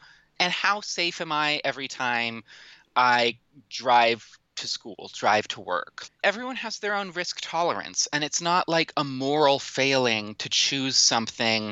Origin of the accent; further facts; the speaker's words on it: Washington, United States; my home state of Washington